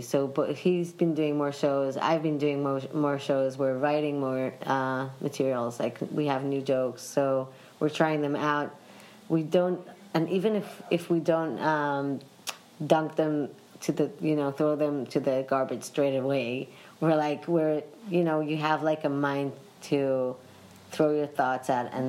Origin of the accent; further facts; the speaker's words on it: United Kingdom; Both my parents are from London, so yeah. I'm British.